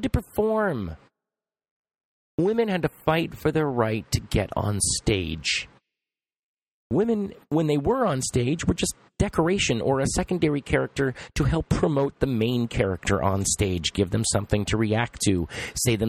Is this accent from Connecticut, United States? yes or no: no; Los Angeles, California, United States; I come from Los Angeles.